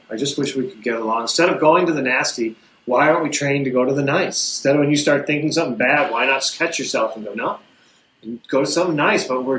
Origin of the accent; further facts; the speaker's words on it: United States; I'm American.